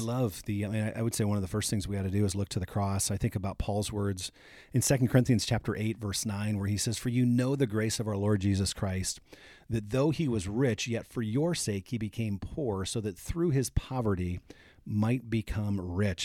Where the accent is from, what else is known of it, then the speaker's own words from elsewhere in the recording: Fort Wayne, Indiana, United States; I grew up in Fort Wayne, Indiana, and we used to go to Glenbrook Mall.